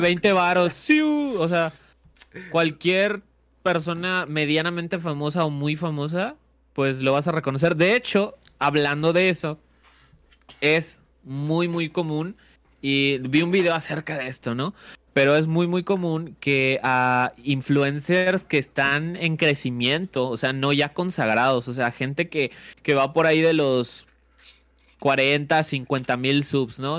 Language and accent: Spanish; Valladolid, Yucatán, Mexico; mi tierra y pues fue un pueblillo, ¿no? Eh, un pueblillo llamado Valladolid